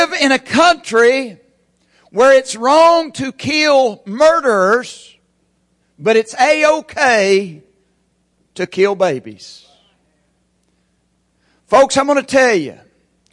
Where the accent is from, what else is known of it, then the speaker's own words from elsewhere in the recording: Locust, United States; moved away; since I grew up in Locust.